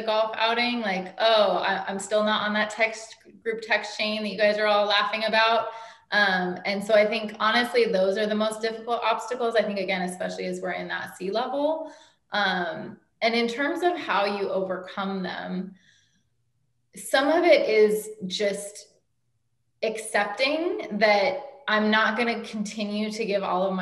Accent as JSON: {"language": "English", "town": "Oakland", "region": "California", "country": "United States", "also_born_or_lived": "Los Angeles, California / New York", "said": "I'm from Oakland, California, which is not that far"}